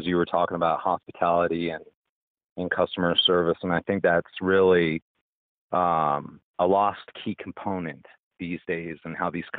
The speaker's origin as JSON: {"language": "English", "town": "Colorado Springs", "region": "Colorado", "country": "United States", "tie": "born or raised there", "also_born_or_lived": "Las Vegas", "moved": "as an adult", "said": "I was born in the Springs, in Colorado Springs"}